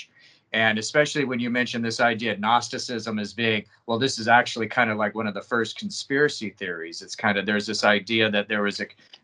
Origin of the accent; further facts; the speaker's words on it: United States; I'm American